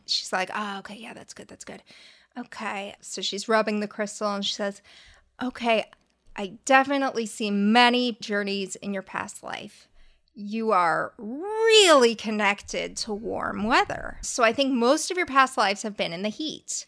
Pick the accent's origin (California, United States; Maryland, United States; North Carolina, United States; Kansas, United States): California, United States; La Crescenta; La Crescenta